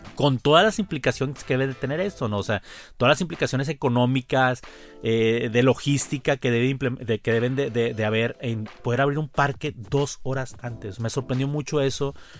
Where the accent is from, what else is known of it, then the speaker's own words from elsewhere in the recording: Mexico; como mexicano